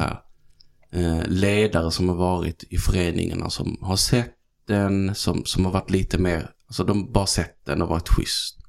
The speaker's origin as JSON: {"language": "Swedish", "town": "Helsingborg", "region": "Skåne", "country": "Sweden", "tie": "born or raised there", "also_born_or_lived": "Malmö", "accent": "Scanian", "moved": "as an adult", "lives_now": "Stockholm, Sweden", "said": "Född och uppvuxen i Helsingborg"}